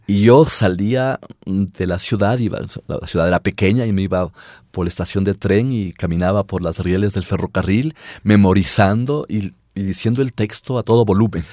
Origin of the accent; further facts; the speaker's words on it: Riobamba, Chimborazo, Ecuador; yo viví en una ciudad y me imagino que pasó, pasaba igual en todas las provincias, en Riobamba, yo soy de Riobamba